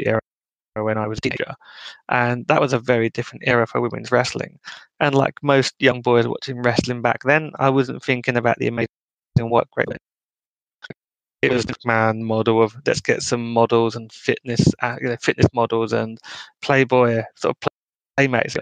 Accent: United Kingdom; being a Brit

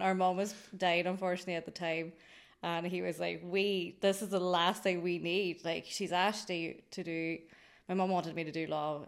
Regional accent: Greencastle, Ulster, Ireland; I'm from Greencastle in Anishowen.

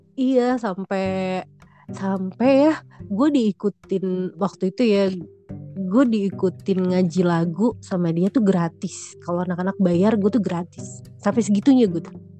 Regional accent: Jakarta, Indonesia; also born or lived in Bekasi; gue tinggal di Bekasi kan ceritanya misah nih gue dari Priok gue ke Bekasi

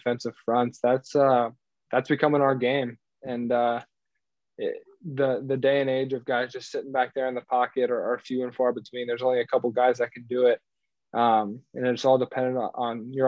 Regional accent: Cincinnati, Ohio, United States; I grew up in Cincinnati

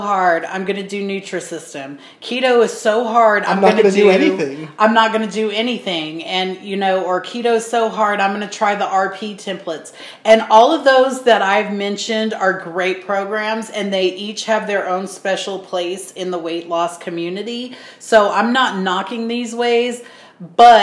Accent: United States; we're American

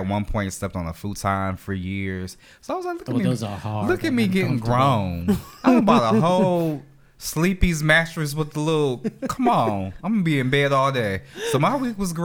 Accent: New York City, New York, United States; moved away; also born or lived in Memphis, Tennessee / Jackson, Mississippi / Baton Rouge, Louisiana / Phoenix, Arizona; me being raised in Brooklyn, I was exposed to all types of different cultures

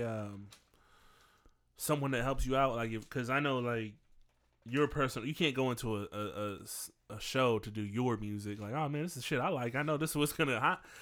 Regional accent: St. Louis, Missouri, United States; I'm from Saint Louis

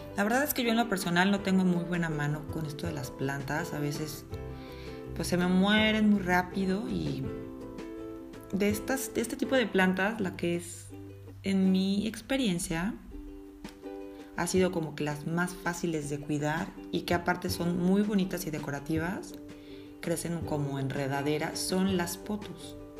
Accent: Mexico; moved away as an adult; yo pues nací en México

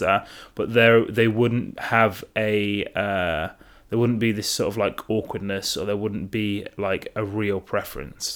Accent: Derby, East Midlands, United Kingdom; now in London, United Kingdom; I was born in Derby.

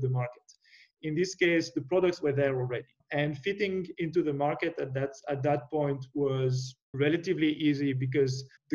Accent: near Lausanne, Vaud, Switzerland; moved away; I originally from Switzerland, and Lausanne was just next to my hometown

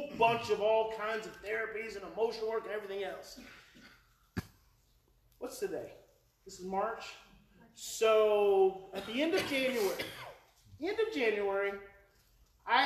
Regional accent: Oklahoma, United States; moved away; I'm from Oklahoma.

